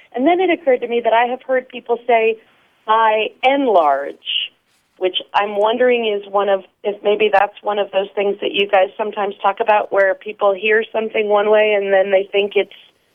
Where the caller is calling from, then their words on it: New York City, New York, United States; Hi, Grant. This is …, and I'm calling from New York City.